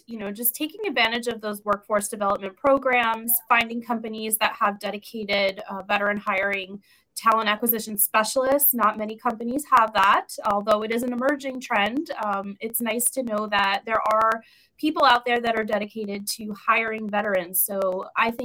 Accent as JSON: {"language": "English", "region": "New York", "country": "United States", "also_born_or_lived": "Florida / Tennessee / South Carolina", "moved": "as an adult", "lives_now": "California, United States", "said": "I'm from New York originally."}